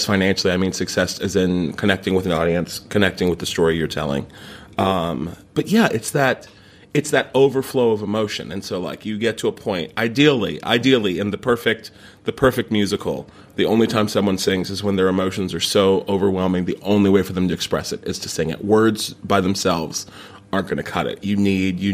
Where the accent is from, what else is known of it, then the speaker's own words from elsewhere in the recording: Morgantown, West Virginia, United States; moved away as an adult; also born or lived in New York City; now in London, United Kingdom; Since I was 8, I started taking improv classes in my hometown, in Morgantown, West Virginia